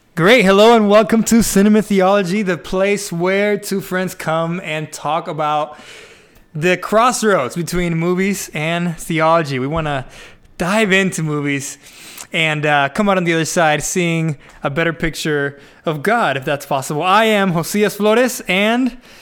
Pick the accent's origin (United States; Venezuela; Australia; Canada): Venezuela; I am from Venezuela